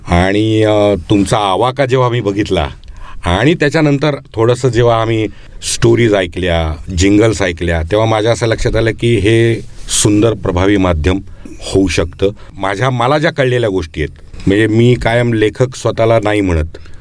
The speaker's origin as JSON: {"language": "Marathi", "town": "Pune", "region": "Maharashtra", "country": "India", "tie": "born or raised there", "said": "माझं बालपण पुण्यात गेलं"}